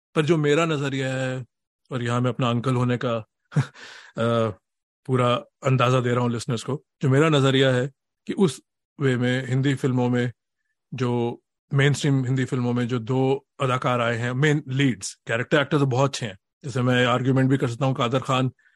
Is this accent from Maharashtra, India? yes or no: no; Delhi, India; moved away as an adult; now in Boston, United States; मैं दिल्ली से हूँ